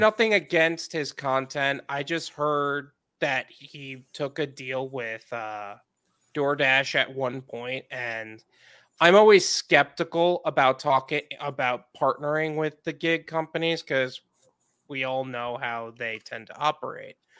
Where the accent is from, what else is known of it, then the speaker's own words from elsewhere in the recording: Long Island, New York, United States; moved away as an adult; now in Fort Lauderdale, United States; Long Island